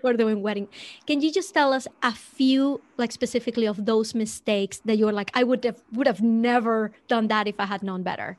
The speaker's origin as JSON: {"language": "English", "country": "Venezuela", "tie": "born or raised there", "moved": "yes", "said": "I grew up in Venezuela"}